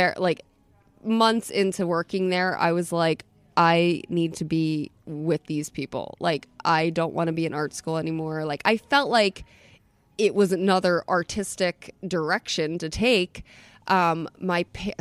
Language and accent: English; Atlantic City, New Jersey, United States; also born or lived in Munich; now in Philadelphia, United States; I'm from Atlantic City. I grew up in Atlantic City